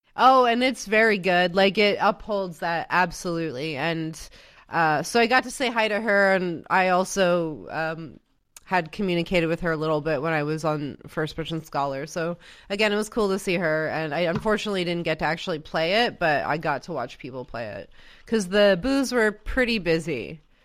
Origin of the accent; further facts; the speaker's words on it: Canada; I'm Canadian